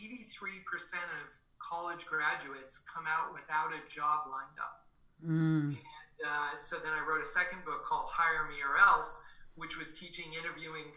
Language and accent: English; Boston, Massachusetts, United States; I was born in Boston, Massachusetts, a couple blocks from Fenway Park.